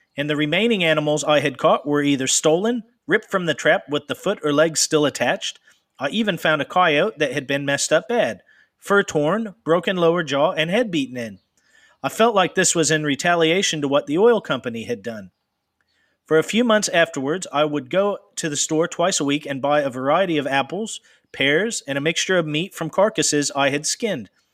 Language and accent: English; Pacific Northwest, United States; moved away; I'm originally from the Pacific Northwest